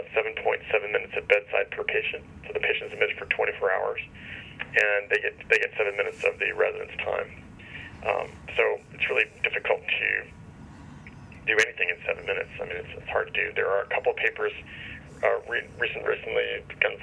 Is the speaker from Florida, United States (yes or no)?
no; Cincinnati, Ohio, United States; I grew up in Cincinnati